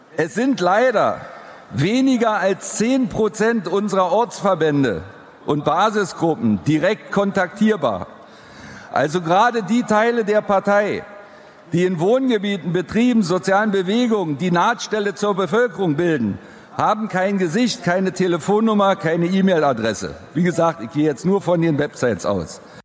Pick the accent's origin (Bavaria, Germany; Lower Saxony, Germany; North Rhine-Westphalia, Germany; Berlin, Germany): Berlin, Germany; now in Gottberg, Germany; Ich stamme ursprünglich, hört man vielleicht noch, aus Berlin, bin dort geboren worden im Krankenhaus der Deutschen Volkspolizei